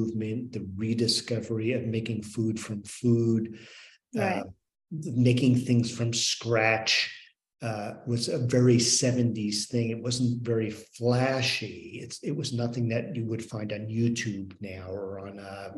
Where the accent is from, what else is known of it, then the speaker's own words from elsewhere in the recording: New York metropolitan area, United States; moved away as an adult; also born or lived in Northwest Pennsylvania; now in Pennsylvania, United States; growing up in the New York metropolitan area